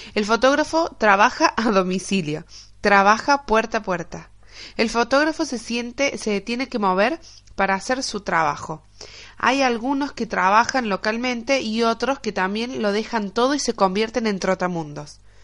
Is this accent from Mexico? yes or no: no; Argentina; moved away as an adult; now in Spain; Como argentinos, decidimos dejar toda nuestra vida para empezar una nueva vida en otro rincón del mundo. España para nosotros es nuestro nuevo hogar